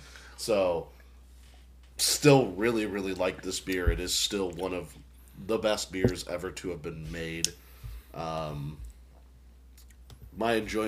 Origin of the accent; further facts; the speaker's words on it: Boston, Massachusetts, United States; I'm from Boston, so.